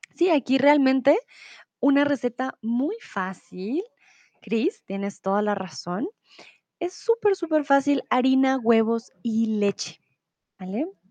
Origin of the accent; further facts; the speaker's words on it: Colombia; yo soy de Colombia